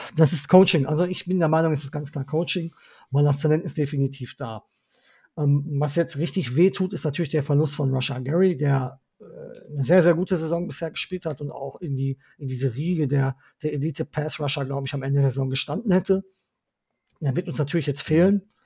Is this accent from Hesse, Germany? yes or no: no; Ruhr area, North Rhine-Westphalia, Germany; Ich bin waschechter Ruhrgebietler und da bin ich auch stolz drauf